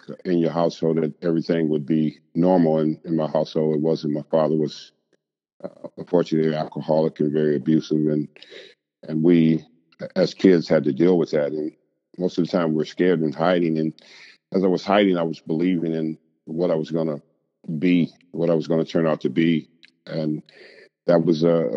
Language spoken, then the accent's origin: English; California, United States; when I was growing up in California